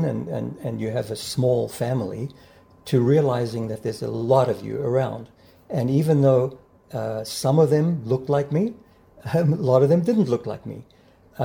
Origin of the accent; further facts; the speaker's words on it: South Africa; now in Toronto, Canada; growing up in South Africa